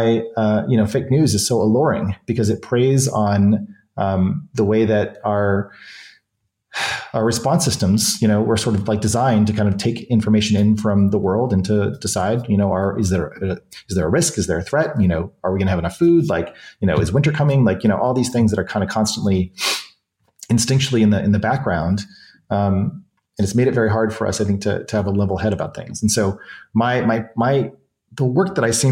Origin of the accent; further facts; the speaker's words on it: New Hampshire, United States; moved away; I grew up in New Hampshire and a lot of my family is still on the East Coast